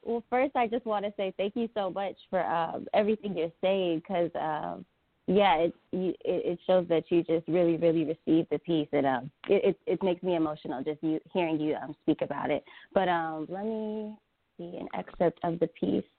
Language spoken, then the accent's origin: English; Atlanta, Georgia, United States; we're both from Atlanta, Georgia